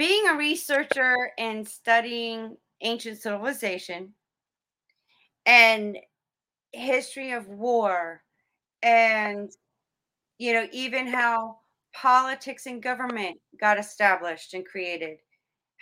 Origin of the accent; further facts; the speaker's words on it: South Florida, United States; I grew up in South Florida